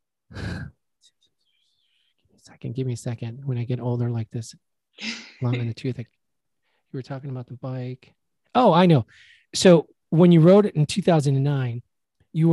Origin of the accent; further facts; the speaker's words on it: Chicago, Illinois, United States; moved away; I'm a cold weather Mexican. I grew up in Chicago